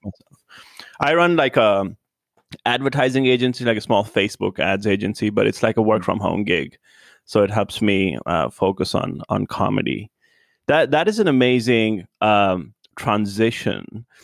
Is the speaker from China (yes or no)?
no; India; moved away as an adult; now in Los Angeles, United States; I was born in India, And then I moved here, like, three years ago.